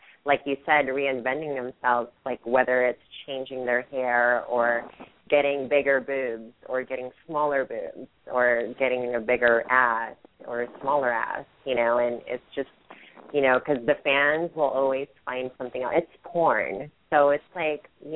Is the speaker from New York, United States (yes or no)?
no; Hayward, California, United States; born or raised there; also born or lived in Philippines / San Francisco, California